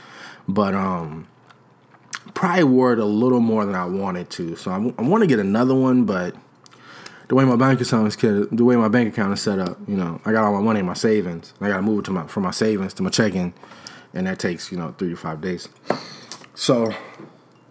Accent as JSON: {"language": "English", "town": "Chicago", "region": "Illinois", "country": "United States"}